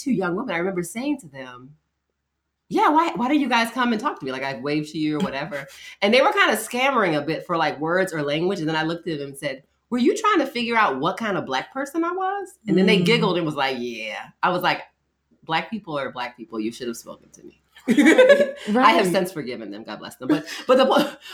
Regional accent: Baltimore, Maryland, United States; I grew up in Baltimore

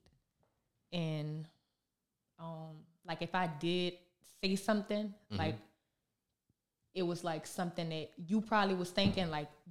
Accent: New Orleans, Louisiana, United States; growing up in New Orleans

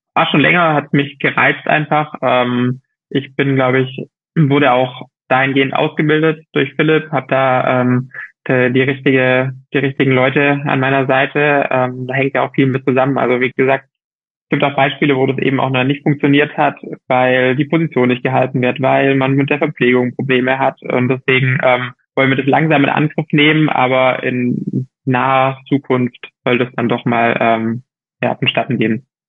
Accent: Germany; moved away as an adult; now in Girona, Spain; für mich als Deutscher

